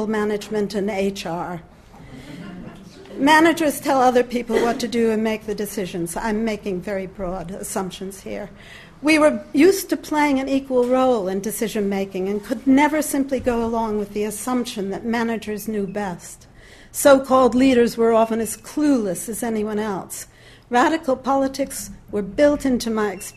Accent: United States; moved away; as an American

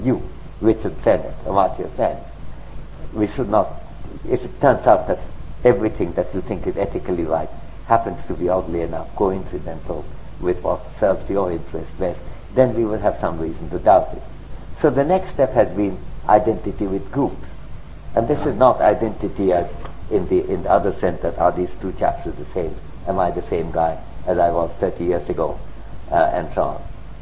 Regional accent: India; moved away; also born or lived in United Kingdom / United States; I'm an Indian citizen, I'm a resident of UK or the USA

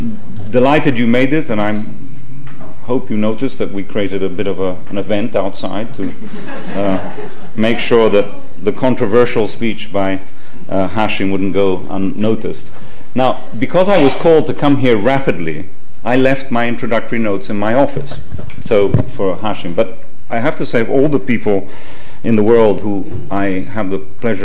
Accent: Rome, Lazio, Italy; moved away; I was brought up in Rome, I'm half Italian

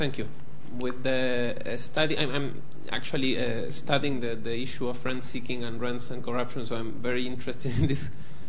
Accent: Argentina; moved away; I'm from Argentina

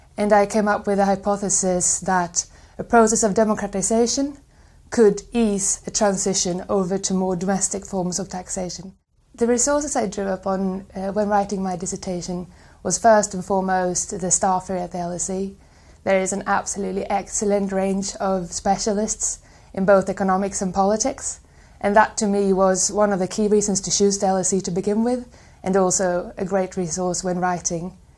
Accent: Sweden; I am from Sweden

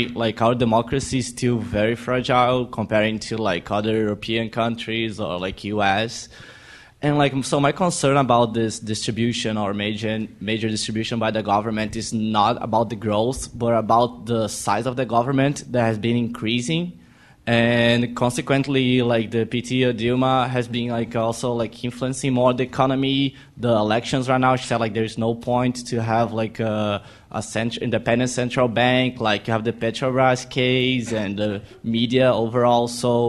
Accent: Rio de Janeiro, Brazil; I'm also from Rio.

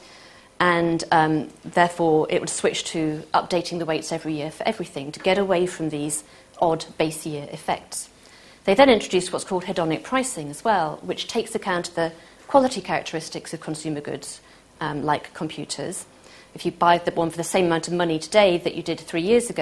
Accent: Manchester, North West England, United Kingdom; I'm from Manchester

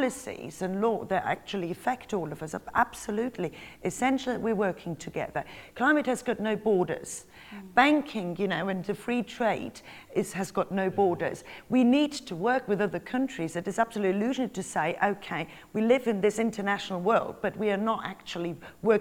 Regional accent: Germany; moved away; I'm from Germany, my family lives in Italy

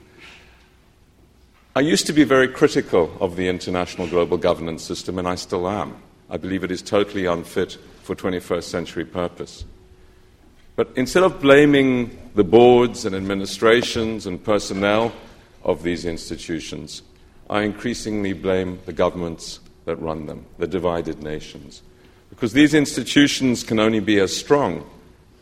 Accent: South Africa; I'm from South Africa

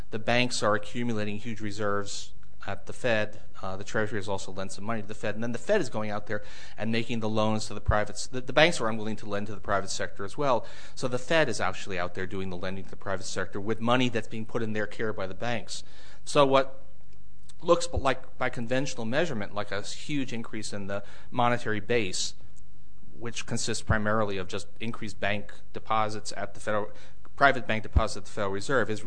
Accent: India; I'm from India.

